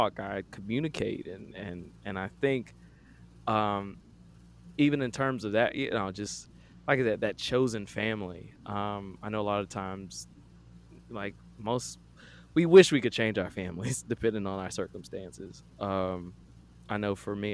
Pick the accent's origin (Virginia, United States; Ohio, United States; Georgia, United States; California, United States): Georgia, United States; Atlanta; I grew up here in Atlanta.